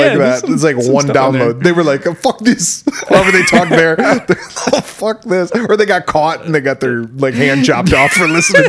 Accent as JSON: {"language": "English", "country": "United States", "said": "as an American"}